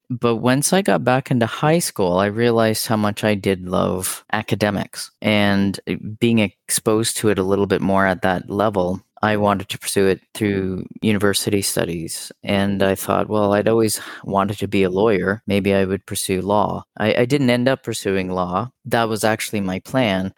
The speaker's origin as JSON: {"language": "English", "town": "North Bay", "region": "Ontario", "country": "Canada", "tie": "born or raised there", "moved": "as an adult", "lives_now": "Ottawa, Canada", "said": "I grew up in a place known as North Bay, Ontario, so that's on the shores of Lake Nipissing, kind of northern Ontario"}